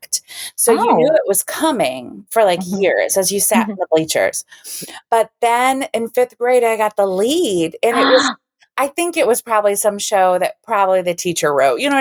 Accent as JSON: {"language": "English", "region": "Central Illinois", "country": "United States", "tie": "born or raised there", "said": "I grew up in Central Illinois"}